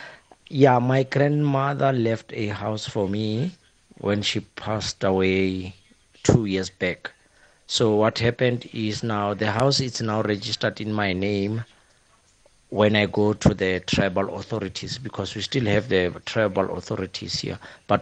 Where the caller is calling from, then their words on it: Thaba Nchu, Free State, South Africa; I'm calling from Tabanchu in the Free State. Formerly, it was Buputatswana.